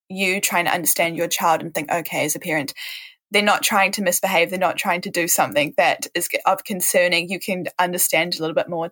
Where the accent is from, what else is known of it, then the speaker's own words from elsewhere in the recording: New Zealand; I'm from New Zealand, and so it's part of my role as a New Zealander and as part of living in New Zealand